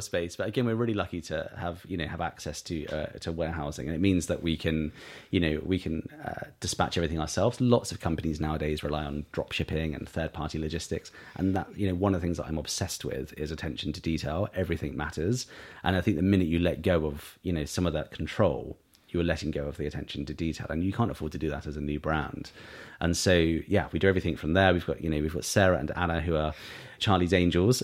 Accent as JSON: {"language": "English", "town": "East Cowes", "region": "South East England", "country": "United Kingdom", "tie": "born or raised there", "also_born_or_lived": "Sandown", "said": "we grew up in East Cowes"}